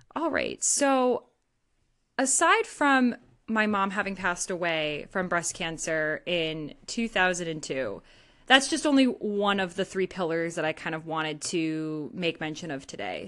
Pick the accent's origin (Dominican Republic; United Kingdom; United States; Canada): United States; Northeast; I don't say y'all. I'm from the Northeast.